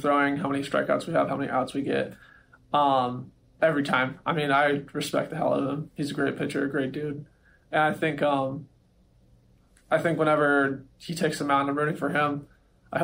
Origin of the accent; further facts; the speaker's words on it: Southern California, United States; I was a Dodgers fan growing up because I was from Southern California